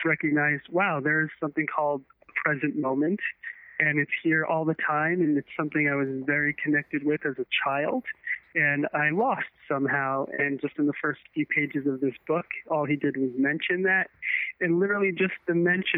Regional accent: United States; I grew up on the East Coast, just outside of New York City

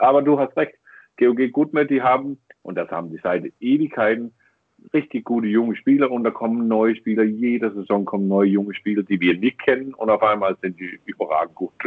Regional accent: Denmark; German is a second language; als Däne

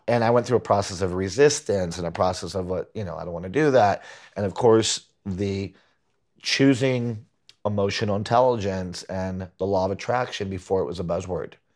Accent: Puerto Rico; moved away as an adult; also born or lived in Huntington, Long Island, New York / Boston; grew up in Puerto Rico

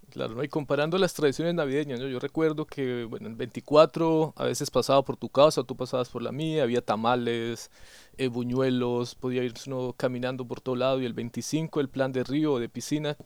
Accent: Colombia; now in Germany; de Colombia

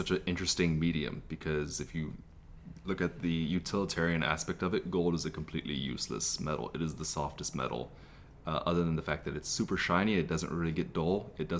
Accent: Texas, United States; moved away as an adult; also born or lived in Colorado; now in Los Angeles, United States; Born in Colorado. I grew up in Texas.

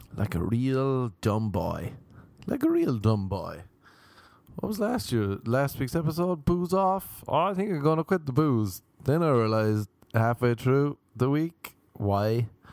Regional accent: Ireland; now in Los Angeles, United States; growing up in Ireland

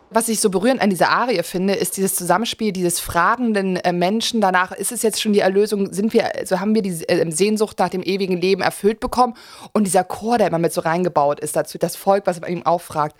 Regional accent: Germany; als Deutscher

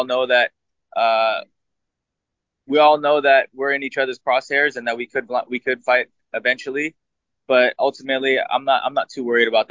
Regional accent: United States; I was born in America, but my national, my blood is Filipino

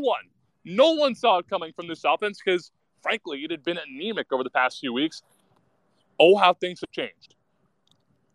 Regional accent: Rhode Island, United States; I'm from Rhode Island.

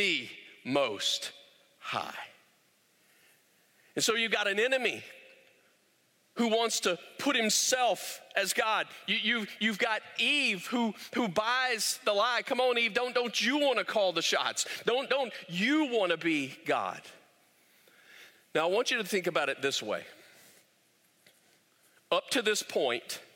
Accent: United States; we are American, self-made men. American, self-made women

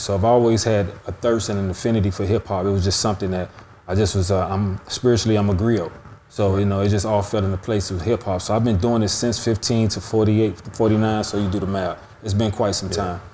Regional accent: Miami, Florida, United States; growing up in Miami

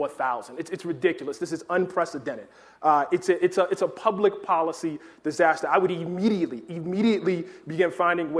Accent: Baltimore, Maryland, United States; I wrote an entire book about growing up in Baltimore

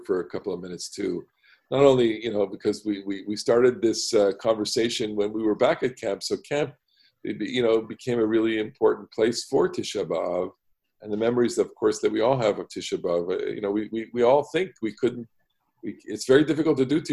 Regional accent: Canada; as a camper and as a staff growing up in Canada

